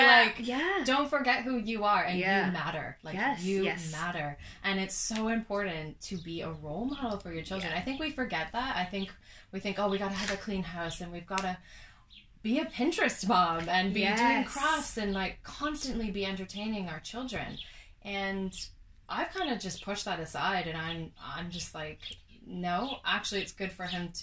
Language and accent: English; Canada; moved away as an adult; also born or lived in Australia; now in England, United Kingdom; I'm Canadian.